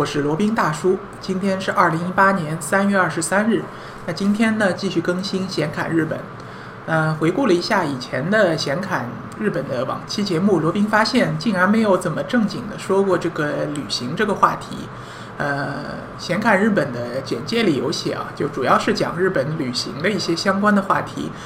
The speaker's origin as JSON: {"language": "Chinese", "country": "China", "said": "我们中国人"}